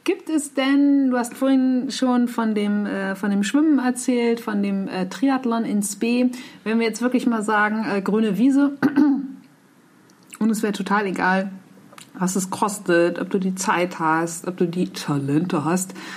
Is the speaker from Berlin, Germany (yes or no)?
no; Nordheide, Lower Saxony, Germany; ich bin in der Nordheide aufgewachsen.